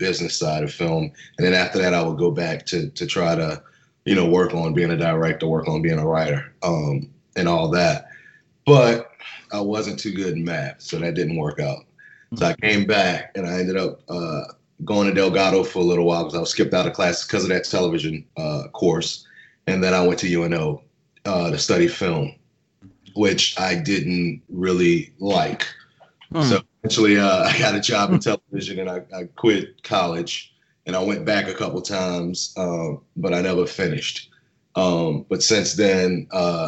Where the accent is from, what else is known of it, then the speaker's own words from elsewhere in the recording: Harvey, Louisiana, United States; I am from New Orleans, born and raised, a little bit outside of New Orleans in Jefferson Parish, Harvey, Louisiana